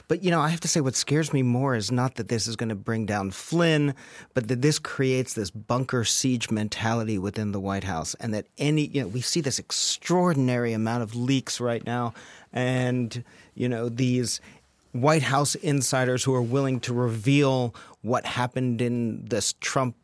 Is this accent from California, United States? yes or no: no; New York, United States; now in Washington, D.C., United States; I'm a New Yorker